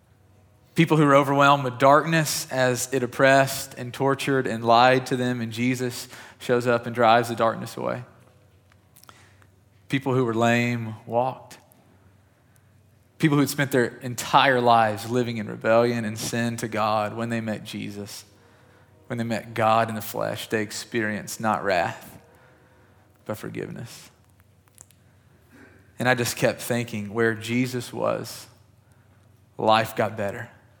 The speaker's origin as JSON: {"language": "English", "region": "Kentucky", "country": "United States", "tie": "born or raised there", "said": "I grew up in West Kentucky, and it felt like we had at least a tornado a year"}